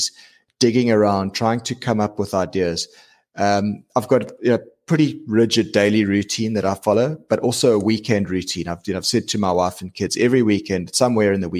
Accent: South Africa; being South African, right? We're a big diamond mining nation

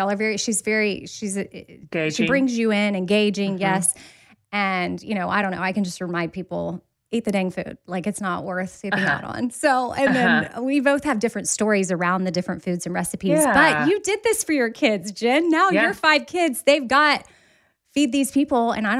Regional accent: Austin, Texas, United States; It was, we grew up in Onion Creek, so South Austin.

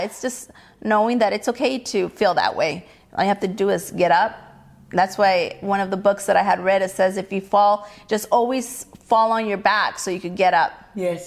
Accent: Mexico; now in California, United States; I was born in Mexico. I mm-hmm. wasn't born here

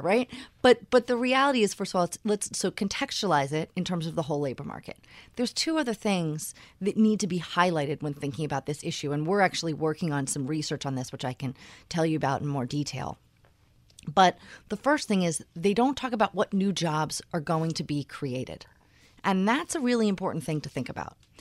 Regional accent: Philadelphia, Pennsylvania, United States; moved away as an adult; also born or lived in New York; I grew up in Philadelphia

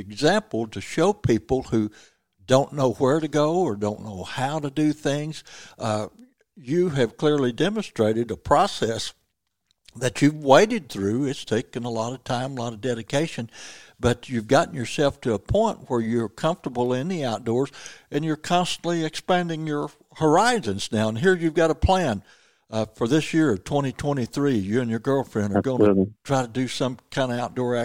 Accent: Missouri, United States; I'm from Missouri, lived here all my life

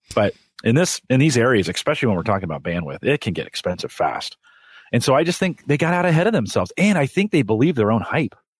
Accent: Silicon Valley, California, United States; I grew up in the Silicon Valley

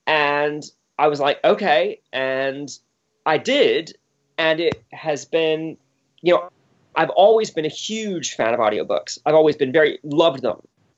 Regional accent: Bermuda; I grew up in Bermuda of all places, which is a British colony.

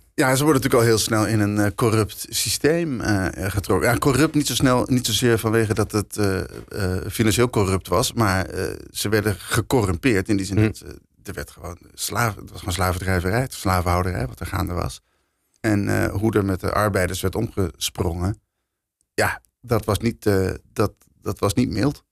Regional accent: Netherlands; wij als Nederlanders

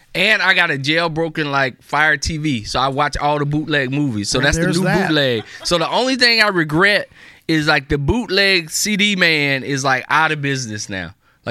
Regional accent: the South, United States; now in Baltimore, United States; I grew up in the South

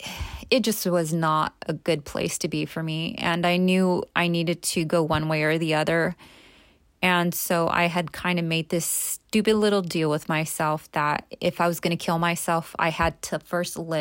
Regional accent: Los Angeles, California, United States; I grew up in East LA.

